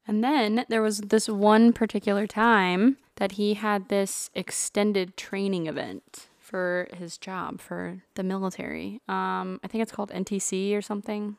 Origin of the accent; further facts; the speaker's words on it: Burnet, Texas, United States; moved away as an adult; now in Georgia, United States; I grew up in Central Texas.